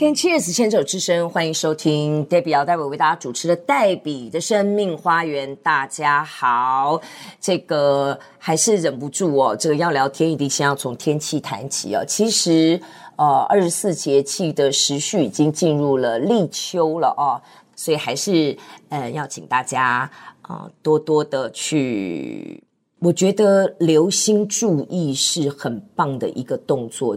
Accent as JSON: {"language": "Chinese", "town": "Hsinchu", "country": "Taiwan", "tie": "born or raised there", "said": "我在新竹出生"}